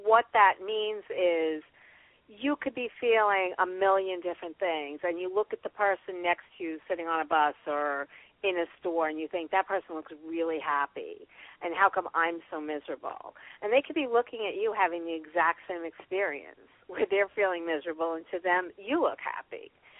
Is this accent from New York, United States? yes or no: yes; New York, United States; And I'm from New